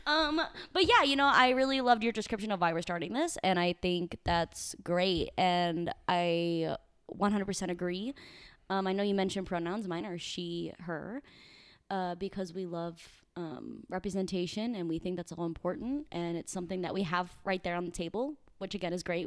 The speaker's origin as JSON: {"language": "English", "town": "Saint Charles", "region": "Missouri", "country": "United States", "tie": "born or raised there", "moved": "yes", "said": "I grew up in the Midwest in a small town called Saint Charles, about thirty minutes outside Saint Louis."}